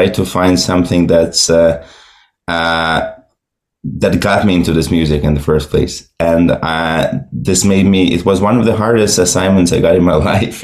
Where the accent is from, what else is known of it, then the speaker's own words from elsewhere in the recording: Moscow, Russia; moved away as an adult; now in Brooklyn, United States; So I was born and raised in Russia, in Moscow.